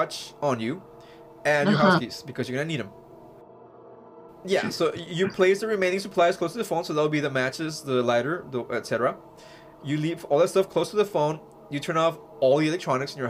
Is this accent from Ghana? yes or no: no; Mexico; I grew up in Mexico